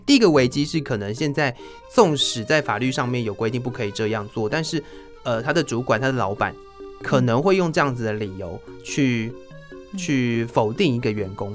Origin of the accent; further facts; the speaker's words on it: Taiwan; 我们台湾人喜欢韩国明星。